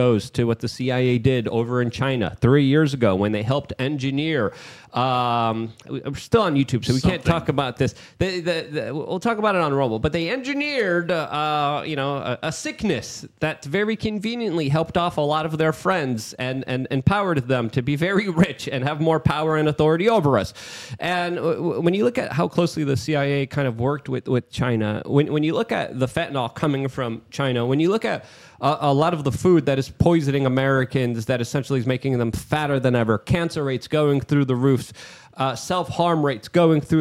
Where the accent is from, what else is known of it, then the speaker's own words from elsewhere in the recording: Poland; English is a second language; now in United States; I'm Polish too. So English is my second language.